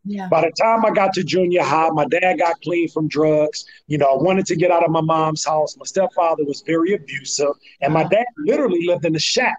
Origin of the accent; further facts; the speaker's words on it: St. Louis, Missouri, United States; born there; You know, I was born in St. Louis, Missouri.